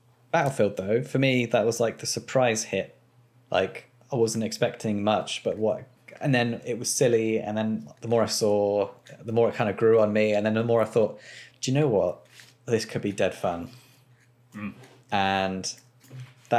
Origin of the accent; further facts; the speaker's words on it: England, United Kingdom; we're English